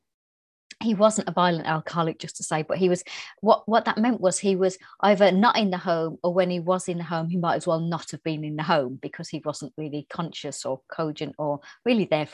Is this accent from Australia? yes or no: no; Birmingham, West Midlands, United Kingdom; I was brought up in Birmingham in England.